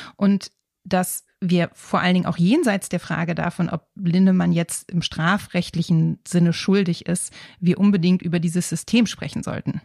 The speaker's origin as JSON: {"language": "German", "country": "Germany", "said": "Hier bei uns in Deutschland"}